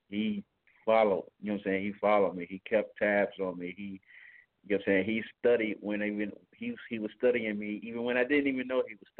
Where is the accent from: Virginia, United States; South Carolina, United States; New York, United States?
Virginia, United States; Newport News; I'm from Newport News, Virginia. I'm also a barber over here in Newport News, Virginia